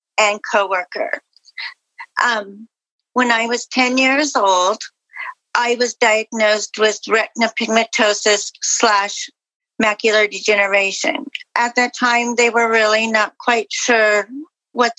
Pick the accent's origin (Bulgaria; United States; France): United States; Caldwell, Idaho; I'm from Caldwell, Idaho.